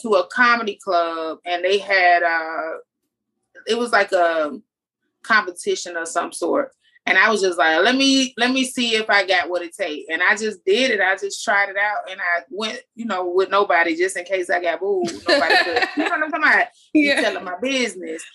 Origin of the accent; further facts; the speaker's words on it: Jacksonville, Florida, United States; accent: country; I'm from Jacksonville